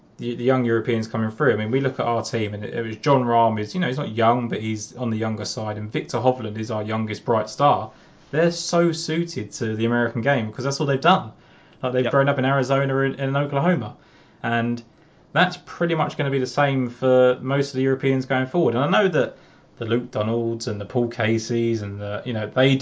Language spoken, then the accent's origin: English; England, United Kingdom; I'm English.